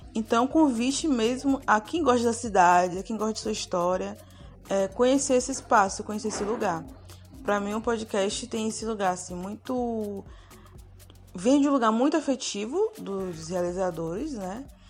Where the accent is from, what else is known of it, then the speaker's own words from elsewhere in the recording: Santo Amaro, Bahia, Brazil; Eu que sou de Santo Amaro